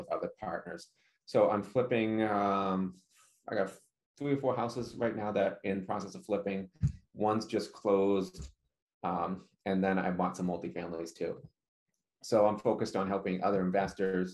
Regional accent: Leominster, Massachusetts, United States; moved away as an adult; also born or lived in Memphis, Tennessee; I'm originally from Leominster, Massachusetts, and I'm back in Leominster, Massachusetts.

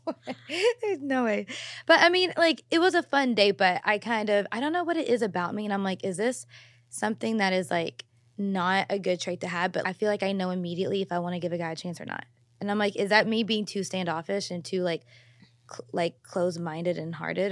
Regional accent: Louisville, Kentucky, United States; now in Los Angeles, United States; I'm from Louisville

